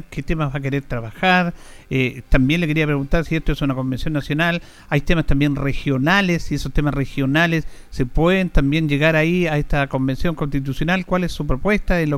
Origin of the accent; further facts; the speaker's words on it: Chile; eh, somos machistas los chilenos